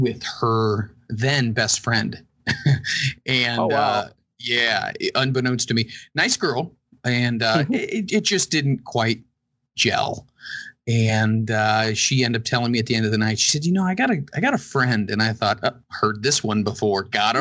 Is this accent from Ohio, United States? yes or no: yes; Cincinnati, Ohio, United States; born or raised there